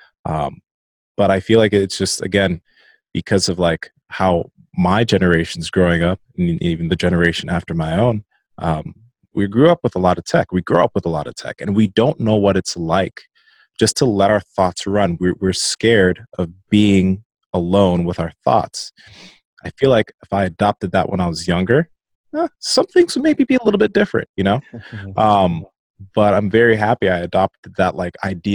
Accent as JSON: {"language": "English", "country": "Nigeria", "said": "I'm Nigerian"}